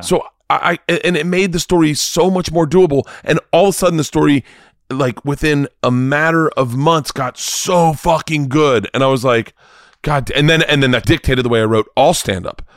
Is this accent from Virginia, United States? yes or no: no; Florida, United States; I'm from Florida.